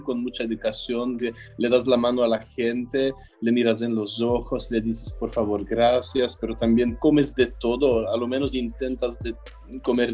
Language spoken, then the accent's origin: Spanish; Belgium; also born or lived in Mexico; sigo siendo belga